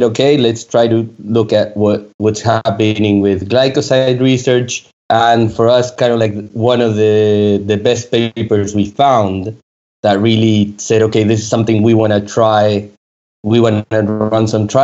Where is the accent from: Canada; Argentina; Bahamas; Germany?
Argentina; moved away as an adult; also born or lived in France; I moved back to Argentina, where I'm originally from